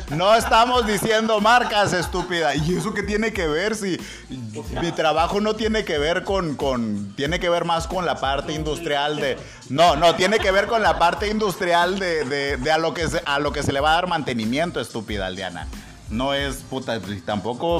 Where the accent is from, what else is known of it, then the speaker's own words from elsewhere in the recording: Mexico; nosotros somos guarros los mexicanos